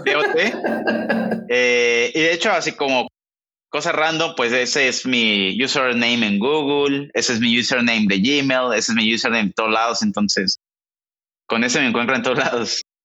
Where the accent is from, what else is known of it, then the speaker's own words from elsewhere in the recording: Mexico; moved away as an adult; now in Silicon Valley, United States; Somos mexicanos los dos